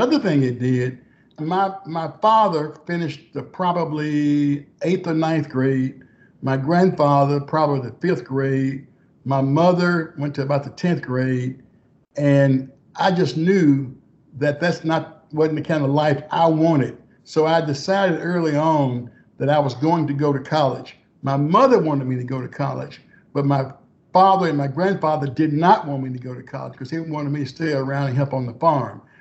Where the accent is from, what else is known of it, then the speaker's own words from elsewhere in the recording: Texarkana, Arkansas, United States; moved away as an adult; was born in Texarkana, Arkansas, on a farm that my great grandfather bought for about nine dollars and ninety cents an acre, a 300, 300 acre farm. And uh, I grew up on that farm.